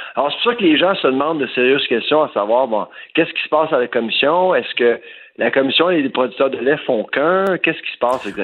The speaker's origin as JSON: {"language": "French", "area": "Eastern Townships", "region": "Quebec", "country": "Canada", "said": "la région d'où je viens, les cantons de l'Est, Bois-Franc, etc."}